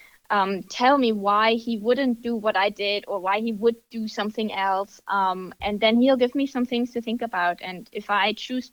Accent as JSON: {"language": "English", "country": "Germany", "tie": "born or raised there", "moved": "as an adult", "lives_now": "United States", "said": "I am from Germany. I was born and raised there"}